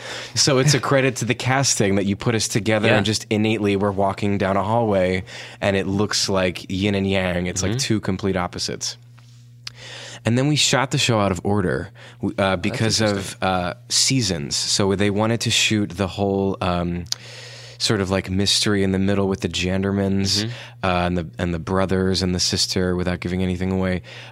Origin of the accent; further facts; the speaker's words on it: Brooklyn, New York, United States; born there; making fun of me about something that it doesn't seem like I was born in Brooklyn.